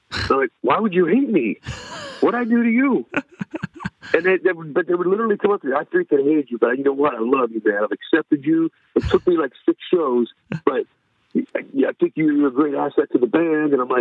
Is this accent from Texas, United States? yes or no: no; Pittsburgh, Pennsylvania, United States; moved away; I'm growing up in Pittsburgh